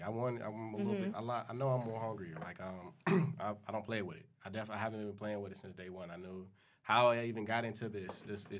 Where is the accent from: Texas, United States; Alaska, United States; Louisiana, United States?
Texas, United States; Houston; I'm from Houston. H-Town, baby.